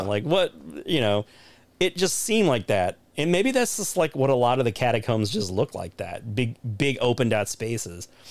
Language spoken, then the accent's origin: English; United States; as an American